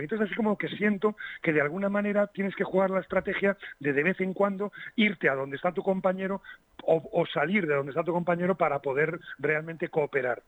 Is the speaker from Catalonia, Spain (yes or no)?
no; Las Rozas, Community of Madrid, Spain; mi pueblecito de las Rozas.